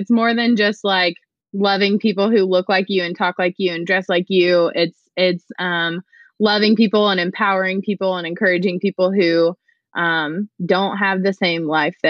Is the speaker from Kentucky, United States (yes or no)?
yes; Georgetown, Kentucky, United States; I am from Georgetown, Kentucky. And I am a 7th grade social studies teacher.